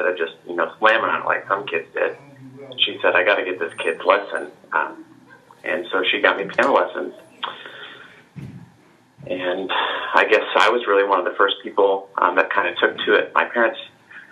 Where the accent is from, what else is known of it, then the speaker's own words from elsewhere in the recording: Olathe, Kansas, United States; also born or lived in Liberty, Missouri; I was born in Olathe, Kansas, and I grew up there